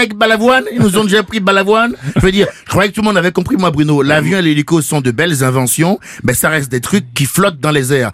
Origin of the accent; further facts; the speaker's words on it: Benin; je viens du Bénin, le pays du vaudou